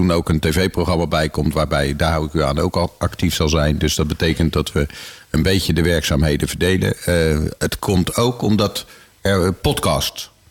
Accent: Rotterdam, South Holland, Netherlands; now in Houten, Netherlands; Ik kom helemaal niet uit de agrarische achtergrond. Ik kom uit Rotterdam.

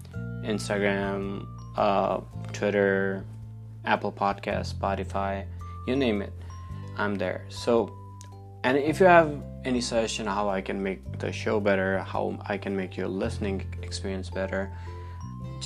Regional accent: Nepal; now in United States; I was born in Nepal, and Nepal's primary religion is Hinduism

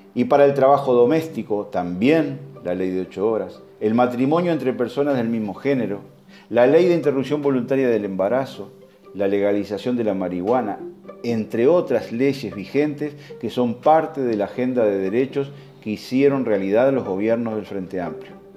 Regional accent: Uruguay; also born or lived in Soriano; Como cualquier uruguayo sensible

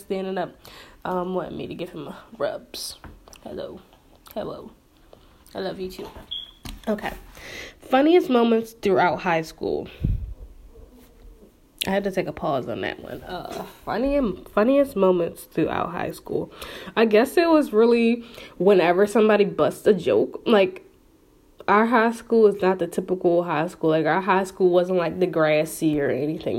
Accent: Philadelphia, Pennsylvania, United States; born or raised there

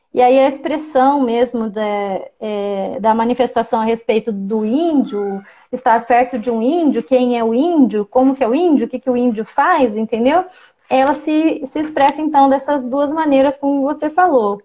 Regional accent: Campo Grande, Mato Grosso do Sul, Brazil; eu fui alfabetizada em Campo Grande, eu nasci numa aldeia urbana, né, em Campo Grande, Mato Grosso do Sul

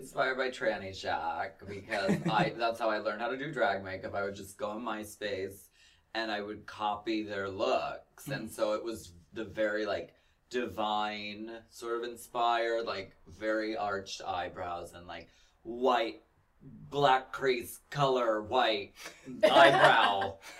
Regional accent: Pennsylvania, United States; I felt so much like that because I came from Pennsylvania

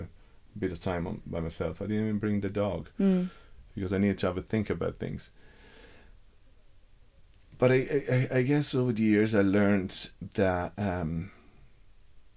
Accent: Rome, Lazio, Italy; moved away; I grew up in Rome

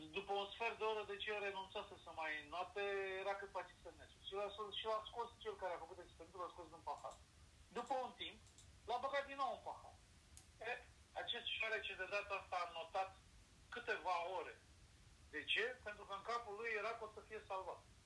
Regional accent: Romania; Păi din România

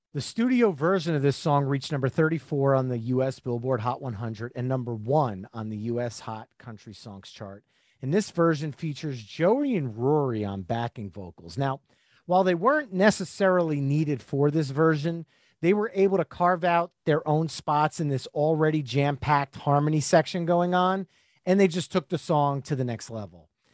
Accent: New Jersey, United States; I'm from New Jersey

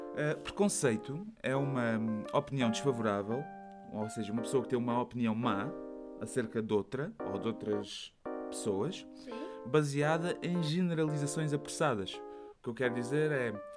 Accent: Portugal; moved away as an adult; now in Belgium; eu disse que era de Portugal

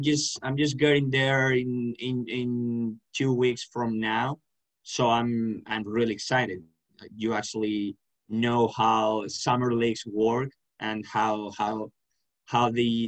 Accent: Valencia, Valencian Community, Spain; I'm from Valencia, Spain

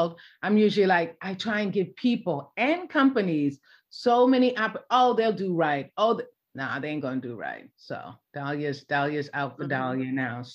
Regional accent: New York, United States; also born or lived in Jamaica; I'm a New Yorker

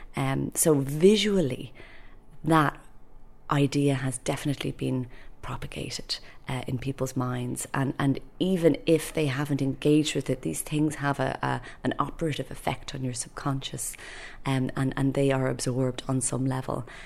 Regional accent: Dublin, Leinster, Ireland; I'm a poet from Dublin

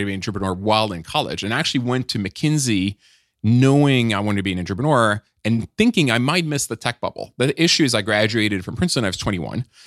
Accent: Nice, Provence-Alpes-Côte d'Azur, France; moved away; also born or lived in Paris; I was born in, uh, in Paris, but I grew up in Nice

